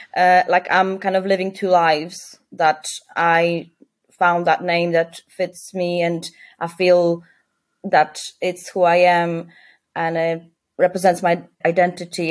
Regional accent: Poland; now in Leeds, United Kingdom; I came from Poland, a very Christian conservative country, I didn't really grow up with with a big sense of like a gay community

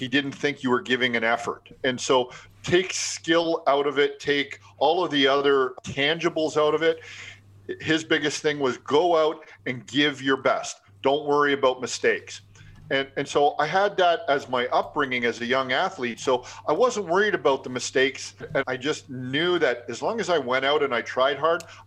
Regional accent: Mississauga, Ontario, Canada; So I grew up just outside of Toronto in a little area called Mississauga.

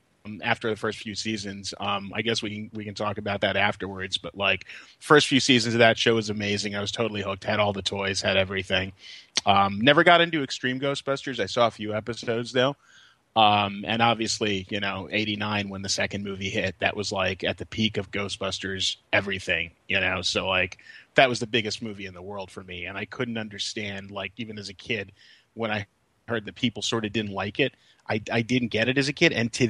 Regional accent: Brooklyn, New York, United States; there was a video rental store next to Kings Plaza in Georgetown, where I grew up in Brooklyn.

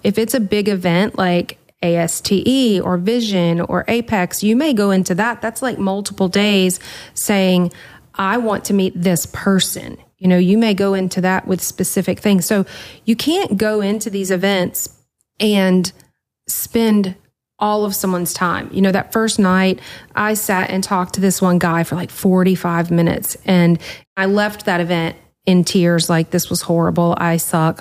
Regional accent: the South, United States; I'm from the South

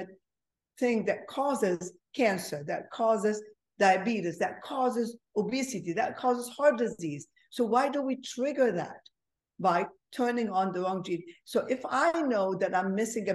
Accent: Egypt; moved away; I'm originally from Egypt, so I'm a Mediterranean

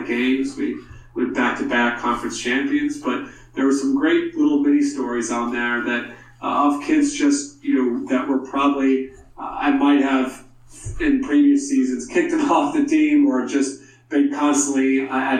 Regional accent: South Carolina, United States; growing up in South Carolina and then playing at the University of South Carolina as a walk-on.

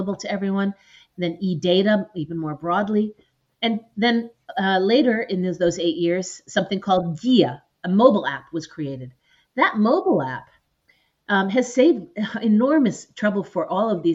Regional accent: Chicago, Illinois, United States; moved away as an adult; also born or lived in Puerto Rico / Ukraine; I'm originally from Chicago, and I've worked 5 years in Puerto Rico

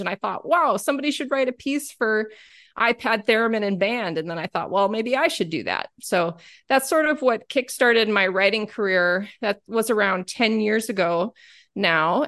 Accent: Whitewater, Wisconsin, United States; I grew up in Whitewater, Wisconsin

